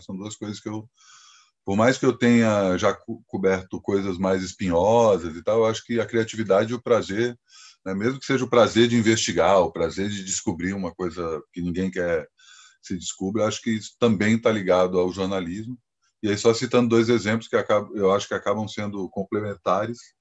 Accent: Brasília, Federal District, Brazil; moved away as an adult; also born or lived in Campinas; eu sou de Brasília

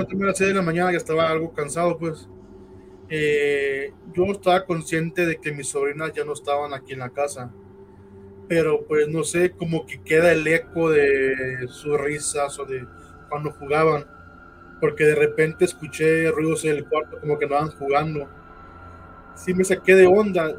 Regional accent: Guadalajara, Jalisco, Mexico; somos de Guadalajara, Jalisco

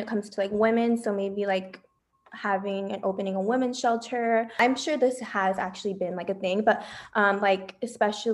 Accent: Las Vegas, Nevada, United States; also born or lived in Bay Area, California; So I am originally from the Bay Area, but I moved to Las Vegas when I was like in fourth grade. So I definitely would call this place home now.

